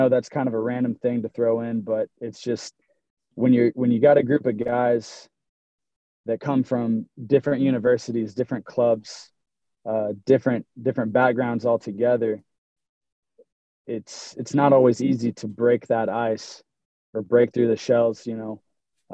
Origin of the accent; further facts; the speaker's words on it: Broken Arrow, Oklahoma, United States; I'm from Broken Arrow, born and raised, graduated from Broken Arrow High School